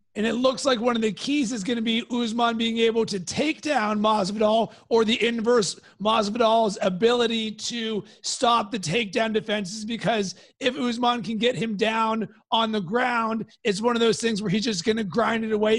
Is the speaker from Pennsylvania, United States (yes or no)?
yes; Pittsburgh, Pennsylvania, United States; moved away; also born or lived in Cincinnati; I am from Pittsburgh